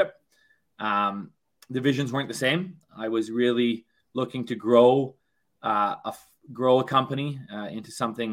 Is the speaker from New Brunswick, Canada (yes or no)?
no; Thunder Bay, Ontario, Canada; moved away as an adult; also born or lived in Western Canada; I was born and raised in Thunder Bay, Ontario